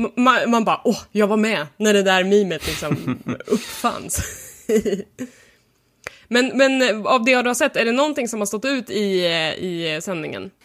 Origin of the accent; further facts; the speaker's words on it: Sweden; för mig som svensk